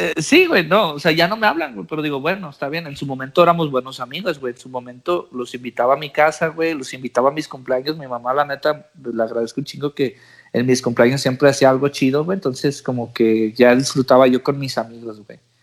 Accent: Mexico; first language English; moved away as an adult; now in United States; Yo nací en Estados Unidos y me fui para México. Me llevó mi mamá para México. Pues por ciertas situaciones, güey. Me fui de cinco años.

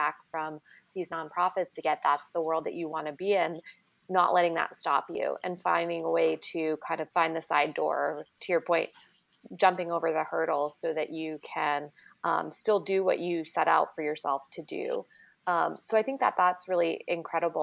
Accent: Kansas, United States; I'm from Kansas

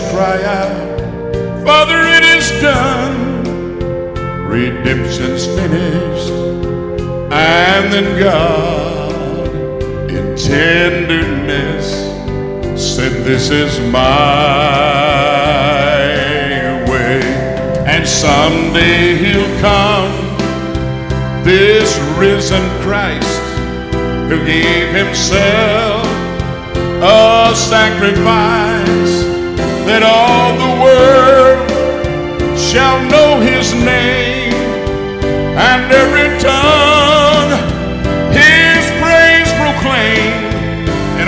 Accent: Albany, Georgia, United States; I grew up over here in Albany, Georgia

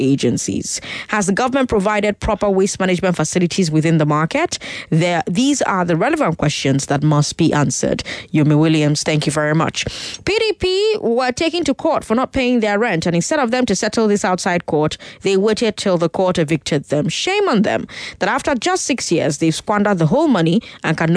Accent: Port Harcourt, Rivers State, Nigeria; now in Lagos, Nigeria; I grew up in Port Harcourt

